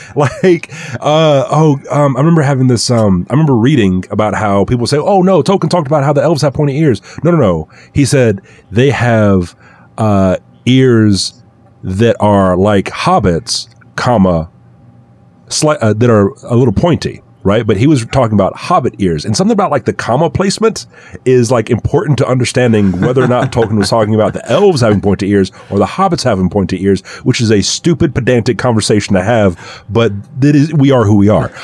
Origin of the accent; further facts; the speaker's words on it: the South, United States; growing up in the South